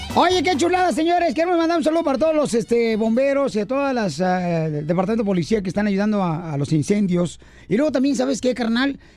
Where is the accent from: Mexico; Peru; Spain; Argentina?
Mexico; Ocotlán, Jalisco; moved away; soy de Ocotlán, Jalisco